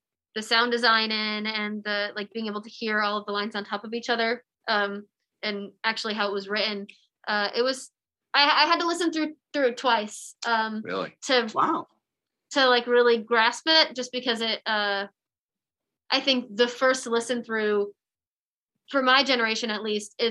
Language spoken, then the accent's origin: English; Michigan, United States; I'm from Michigan